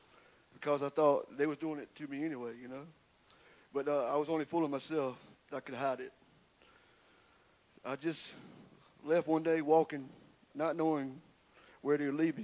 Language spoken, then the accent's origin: English; Windsor, South Carolina, United States; I'm from Windsor, South Carolina. I have three sisters, Lisa, Alice, and Nancy. We grew up in a normal household